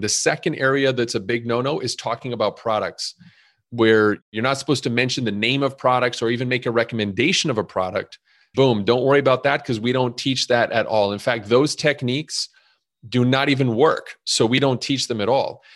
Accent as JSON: {"language": "English", "town": "Montreal", "region": "Quebec", "country": "Canada", "tie": "born or raised there", "moved": "as an adult", "lives_now": "Chicago, United States", "said": "You might hear a little bit of an accent 'cause I was originally born and raised in Montreal, and I came to Chicago at twenty-one years old"}